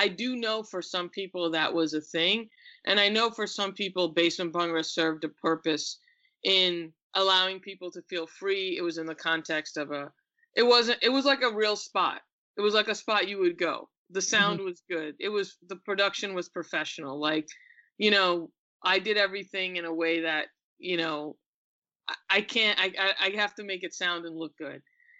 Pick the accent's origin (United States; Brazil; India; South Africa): India; also born or lived in England; I was born in England. And I think part of it might have been because when I was really young, and this was common in the diaspora, my parents lived in England for 6 years. During that time, I was born. When I was very young, I was sent to India to live with my extended family.